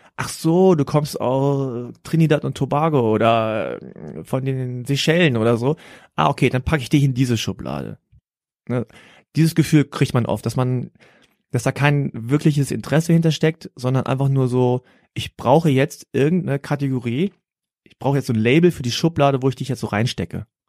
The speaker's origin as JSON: {"language": "German", "country": "Germany", "tie": "born or raised there", "said": "ich bin hier aufgewachsen in Deutschland und fühle mich in Deutschland natürlich heimisch"}